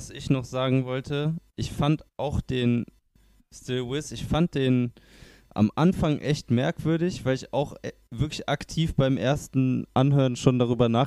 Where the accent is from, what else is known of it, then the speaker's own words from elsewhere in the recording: near Cologne, North Rhine-Westphalia, Germany; now in Cologne, Germany; Ich komme aus der Nähe.